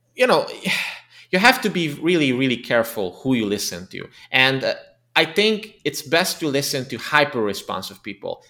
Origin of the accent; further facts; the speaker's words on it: Transylvania, Romania; English is a second language; moved away as an adult; now in Budapest, Hungary; ethnically Hungarian, but I was born and raised in the Transylvania region of Romania